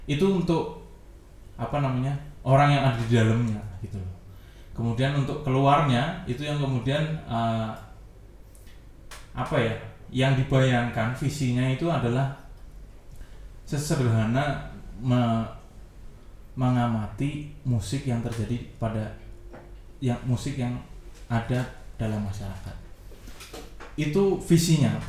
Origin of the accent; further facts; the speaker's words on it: Java, Indonesia; born there; karena kita lahir misal aku lahir gitu di Jawa yang kemudian sudah ketemu musik dangdut dari zaman segitu